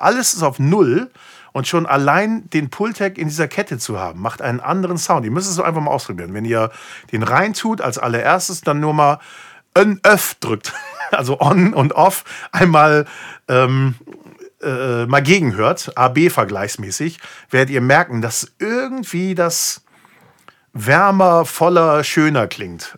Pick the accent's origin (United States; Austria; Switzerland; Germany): United States; moved away; ich bin halt gebürtiger Amerikaner